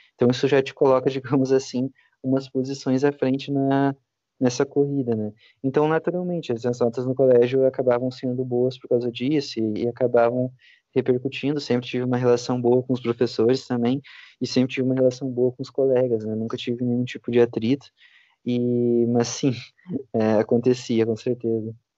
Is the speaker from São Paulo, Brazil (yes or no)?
no; Santiago, Rio Grande do Sul, Brazil; eu sou de Santiago, Santiago é uma cidade pequena